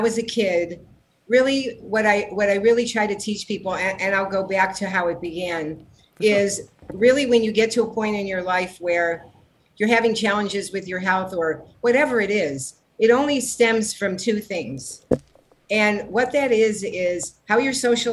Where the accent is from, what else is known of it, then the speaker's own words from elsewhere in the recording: Cleveland, Ohio, United States; moved away as an adult; also born or lived in San Diego, United States; now in Los Angeles, United States; I was born in Cleveland, Ohio